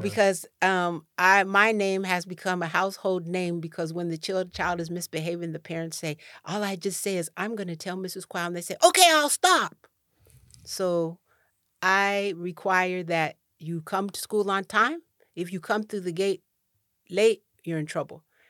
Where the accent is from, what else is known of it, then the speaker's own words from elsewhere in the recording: Cheyenne, Wyoming, United States; moved away; also born or lived in Rancho Cordova, California / Ghana; I w, was born and raised in Cheyenne, Wyoming